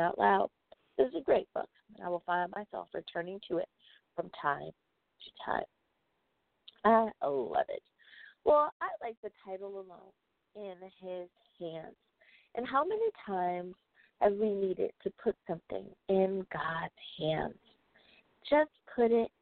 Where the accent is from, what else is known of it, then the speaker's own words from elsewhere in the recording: United States; the United States of America, my home country